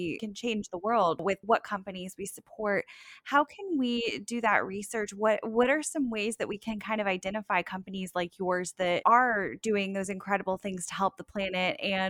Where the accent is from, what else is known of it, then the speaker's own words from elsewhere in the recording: South Florida, United States; I grew up in South Florida